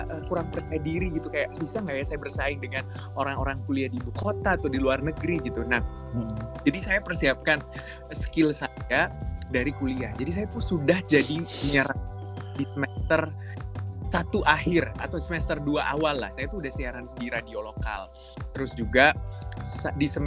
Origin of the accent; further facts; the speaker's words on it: Makassar, South Sulawesi, Indonesia; saya itu lahir besar di Makassar semuanya Sulawesi Selatan